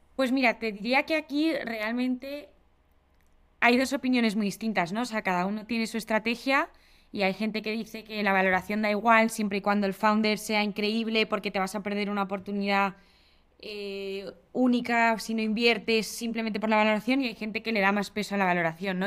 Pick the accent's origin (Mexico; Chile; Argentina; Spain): Spain; also born or lived in England; Yo, que soy de España